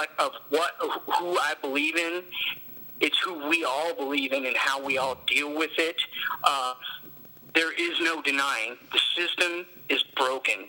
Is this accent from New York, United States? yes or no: no; near Peru, Indiana, United States; also born or lived in Logansport, Indiana; our central is in Peru, and it's not very, it's the closest to my hometown